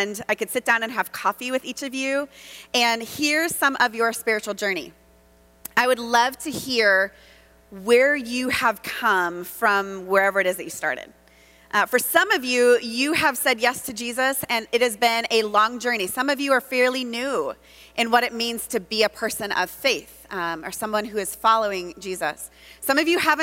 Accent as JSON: {"language": "English", "region": "Southern California", "country": "United States", "also_born_or_lived": "Texas / Chicago", "said": "I'm from Southern California. I live in Southern California."}